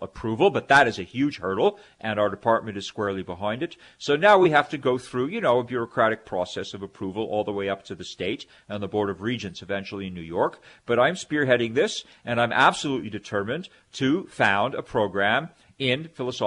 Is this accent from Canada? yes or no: yes; Canada; now in United States; as a Canadian, I'm a dual citizen. Originally from Canada, now I'm, you know, many years I've been in the U.S. living here, working here, and I'm naturalized